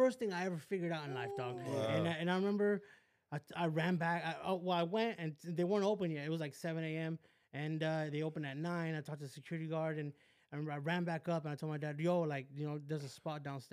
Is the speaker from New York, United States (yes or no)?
no; West Covina, California, United States; also born or lived in Downey; I grew up in West Covina.